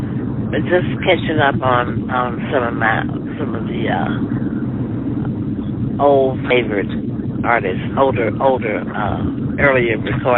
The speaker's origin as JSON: {"language": "English", "town": "Blackwell", "region": "Arkansas", "country": "United States", "tie": "born or raised there", "said": "Okay, well, I was born in Blackwell, Arkansas, a little small village or hamlet about 50 miles northwest of Little Rock, Arkansas, going toward Oklahoma."}